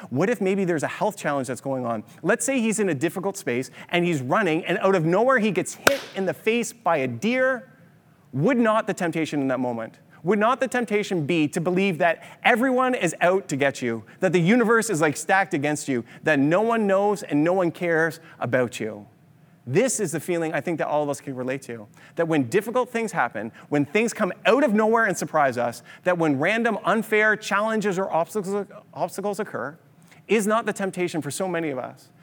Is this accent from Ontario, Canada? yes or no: yes; Kitchener-Waterloo, Ontario, Canada; we're from Kitchener-Waterloo